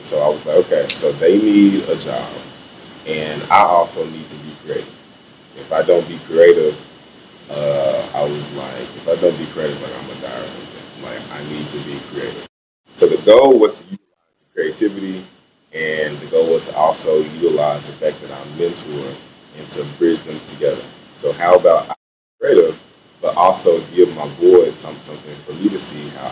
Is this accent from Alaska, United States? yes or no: no; Memphis, Tennessee, United States; Born and raised in Memphis from this little community called Coeur d'Alene